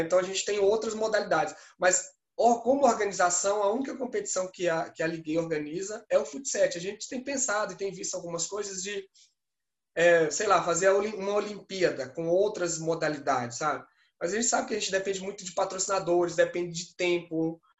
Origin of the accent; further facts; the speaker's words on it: Pernambuco, Brazil; moved away; also born or lived in Minas Gerais; eu sou pernambucano